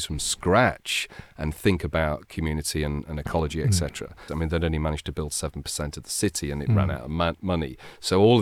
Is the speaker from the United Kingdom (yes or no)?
yes; Brighton, South East England, United Kingdom; I see Brighton for what it is. I love my hometown